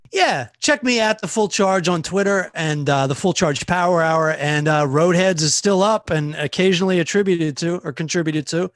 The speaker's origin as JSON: {"language": "English", "region": "Southern Maryland", "country": "United States", "also_born_or_lived": "Los Angeles", "moved": "yes", "lives_now": "New York, United States", "said": "I'm from Southern Maryland, which is a very small town"}